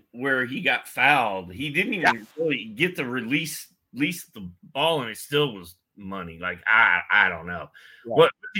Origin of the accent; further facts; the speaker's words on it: Indianapolis, Indiana, United States; I'm from Indianapolis, so I'm sort of always been a Pacer fan, yeah.